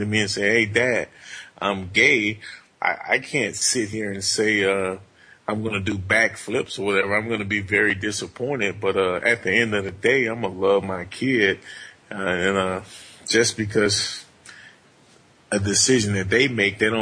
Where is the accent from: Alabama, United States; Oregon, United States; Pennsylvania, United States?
Alabama, United States; Montgomery; now in Michigan, United States; I grew up in Montgomery, Alabama